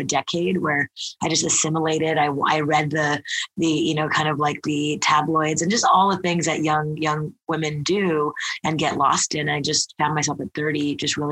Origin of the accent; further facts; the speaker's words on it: Montreal, Quebec, Canada; now in New York, United States; I'm born and raised in Montreal, Canada, Canadian, and my father's from India. My mother's from Japan